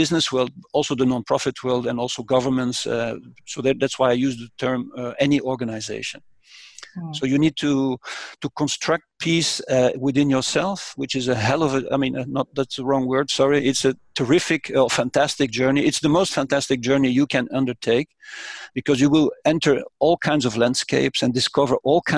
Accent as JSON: {"language": "English", "town": "Brussels", "region": "Brussels-Capital Region", "country": "Belgium", "tie": "born or raised there", "said": "born and raised in Brussels, which symbolically I grew up a few hundred meters from the European institutions"}